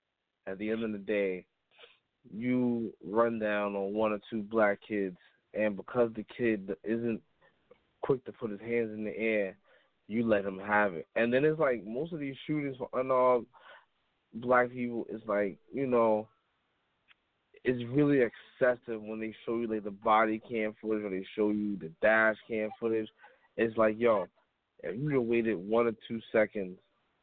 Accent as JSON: {"language": "English", "town": "New York City", "region": "New York", "country": "United States", "said": "I'm from the Bronx"}